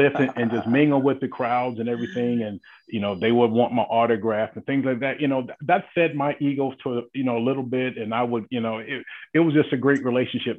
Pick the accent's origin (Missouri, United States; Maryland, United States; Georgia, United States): Georgia, United States; South; growing up in South Georgia